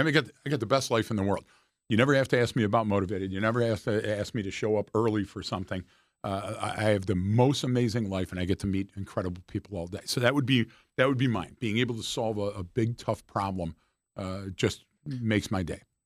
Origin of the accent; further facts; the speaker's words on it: Detroit, Michigan, United States; I'm from Detroit